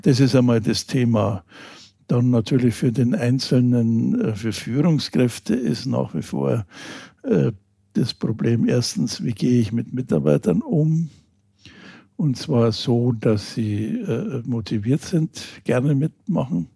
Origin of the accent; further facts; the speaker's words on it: Germany; uns Deutschen